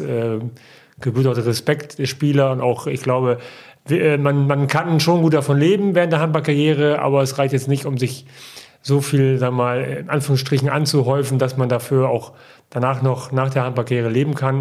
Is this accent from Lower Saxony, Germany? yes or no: yes; Osnabrück, Lower Saxony, Germany; ich bin in Osnabrück geboren und äh, bin da auch aufgewachsen.